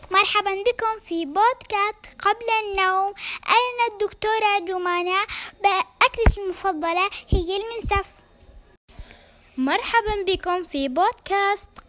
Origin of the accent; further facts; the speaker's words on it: Syria; أنا … من سوريا بحب السباكيتي